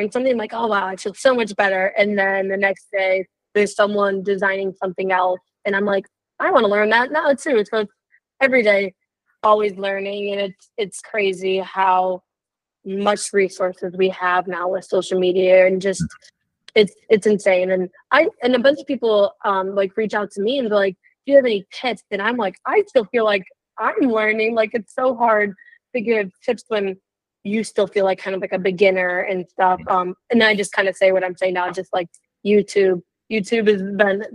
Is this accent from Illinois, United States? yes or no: yes; Illinois, United States; I am from Illinois